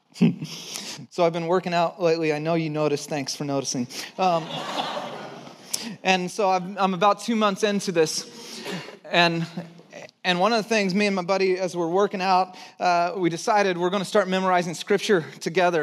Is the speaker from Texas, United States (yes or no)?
yes; Texas, United States; I was born in Texas